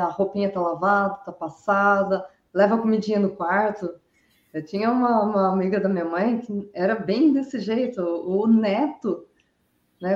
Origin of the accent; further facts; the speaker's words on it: Araraquara, São Paulo, Brazil; now in Brusque, Brazil; Sou natural de Araraquara, mas resido aqui em Brusque